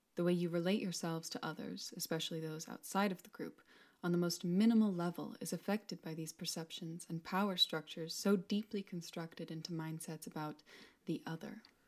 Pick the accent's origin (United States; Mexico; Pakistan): Mexico; now in Scotland, United Kingdom; As a Mexican woman, part of a larger diaspora of people who have left my home country